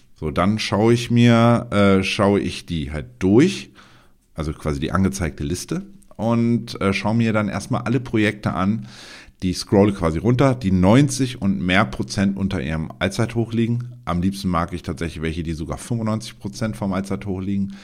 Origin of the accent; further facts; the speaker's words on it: Germany; für uns als Deutsche